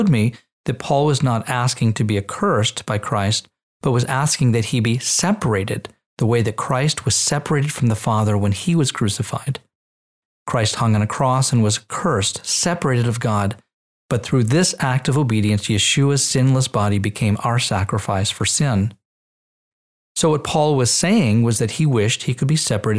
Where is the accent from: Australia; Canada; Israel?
Israel; moved away; my Jewish lineage and my time growing up in Israel studying in the Hebrew language